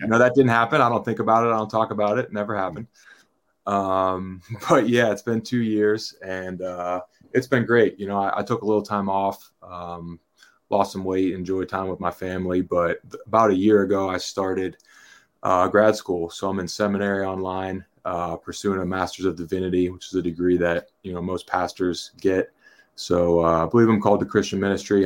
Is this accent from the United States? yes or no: yes; Pittsburgh, Pennsylvania, United States; now in State College, United States; born and raised in Pittsburgh